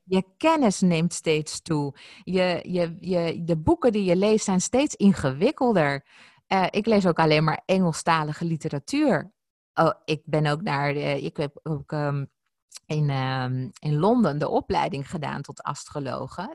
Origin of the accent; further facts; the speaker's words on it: Ibiza, Balearic Islands, Spain; ons huis op Ibiza, waar ik geboren ben